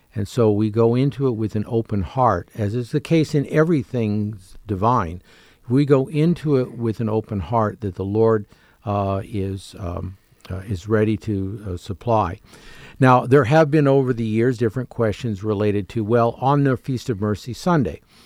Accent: Canada; moved away; having grown up as a Canadian

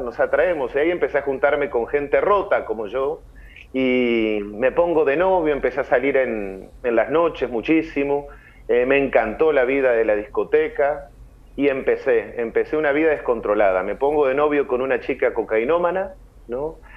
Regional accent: Montevideo, Uruguay; moved away as an adult; now in San Luis, Argentina; soy de Montevideo, Uruguay, toda mi familia vive allá en Uruguay. Eh, bueno, allá me crié

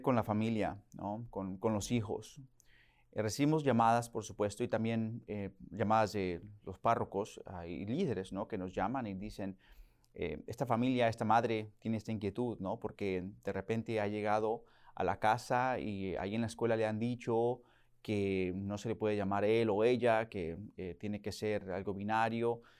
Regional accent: Oklahoma, United States; Spanish is a second language; moved away as an adult; now in Virginia, United States; Yo nací en Oklahoma, ahí básicamente crecí también

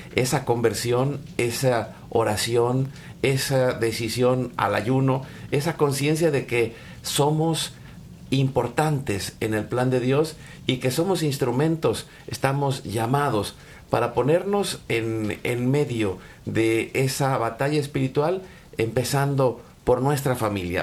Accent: Mexico; now in Dallas, United States; nosotros que nacimos en México

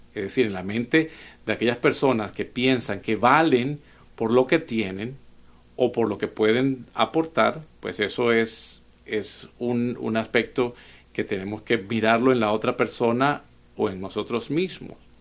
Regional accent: Venezuela; now in United States; un dicho venezolano de donde soy

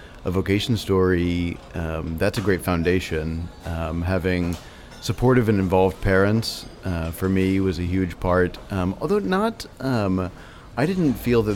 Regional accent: Memphis, Tennessee, United States; moved away as an adult; I grew up in Memphis and I've lived all of my life up until 22 there and haven't lived here since

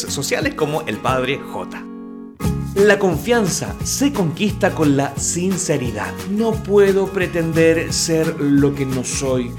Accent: Chile; sacerdote chileno

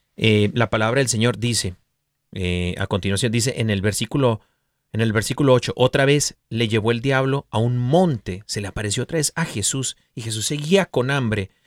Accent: Mexico; yo soy mexicano

